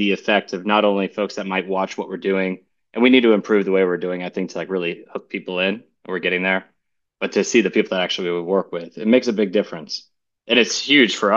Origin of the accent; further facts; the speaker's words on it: Charleston, South Carolina, United States; I'm from South Carolina in Charleston.